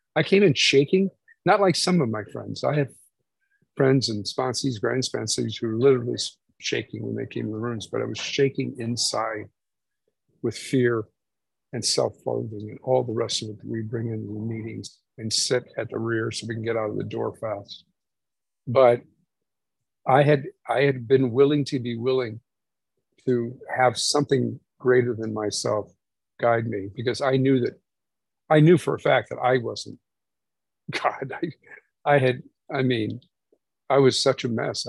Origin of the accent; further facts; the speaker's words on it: Indiana, United States; I'm from Indiana.